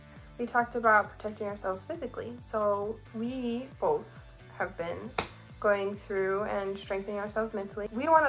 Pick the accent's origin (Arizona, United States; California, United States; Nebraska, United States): Arizona, United States; now in Rexburg, United States; we're originally from Arizona.